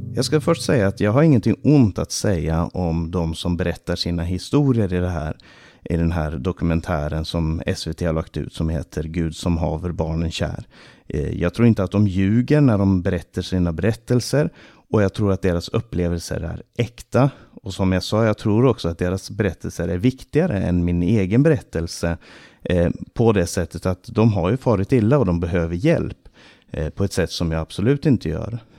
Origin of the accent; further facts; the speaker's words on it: Stockholm, Stockholm County, Sweden; Under min barndom så bodde vår familj i eh, Rinkeby stora delar av min barndom